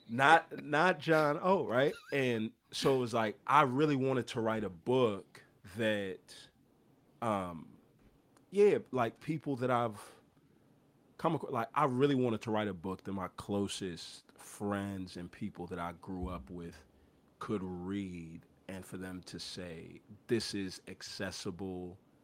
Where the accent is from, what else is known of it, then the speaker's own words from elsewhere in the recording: Houston, Texas, United States; I grew up in Houston